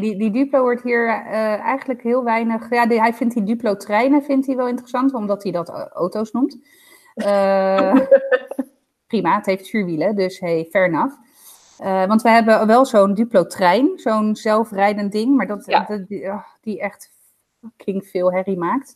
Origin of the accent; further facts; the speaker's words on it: Zoetermeer, South Holland, Netherlands; uit Zoetermeer